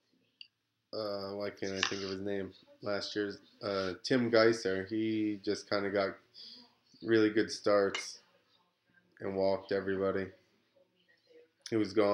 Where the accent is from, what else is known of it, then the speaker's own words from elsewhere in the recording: United States; we're American